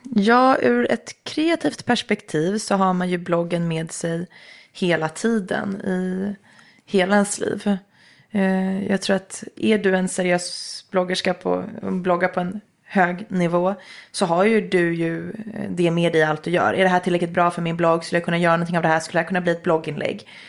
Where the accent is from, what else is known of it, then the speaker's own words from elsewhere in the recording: Nacka, Stockholm County, Sweden; Men jag är uppvuxen i Nacka i Älta